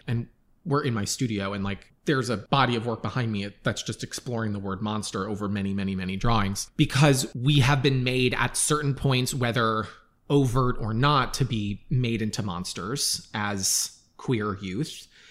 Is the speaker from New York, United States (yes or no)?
yes; Long Island, New York, United States; I grew up on Long Island